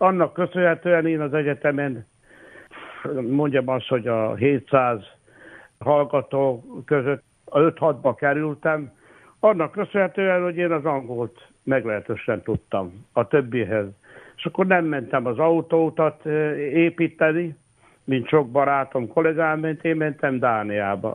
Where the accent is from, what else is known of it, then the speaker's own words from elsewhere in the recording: Bački Vinogradi, Vojvodina, Serbia; also born or lived in Subotica, Serbia; Szabadkán születtem, de Királyhalmán éltünk, és hát ott végeztem a, az alapiskolákat